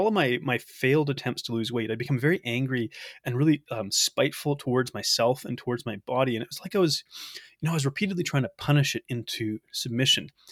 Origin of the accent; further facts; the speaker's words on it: Canada; I'm from Canada